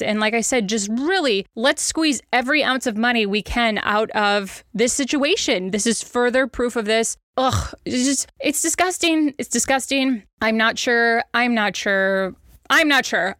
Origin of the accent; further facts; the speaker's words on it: Wisconsin, United States; now in Kansas City, United States; It is our adopted home, but I am from Wisconsin